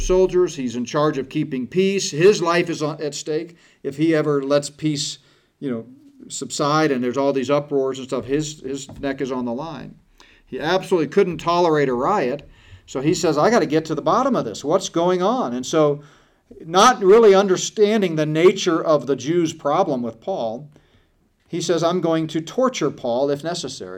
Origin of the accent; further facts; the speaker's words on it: United States; we as American Christians in the West